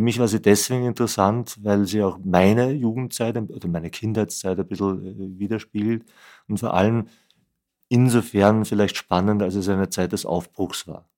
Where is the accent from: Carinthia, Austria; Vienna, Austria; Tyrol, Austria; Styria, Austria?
Vienna, Austria; ich bin Wiener bin in Wien geboren und aufgewachsen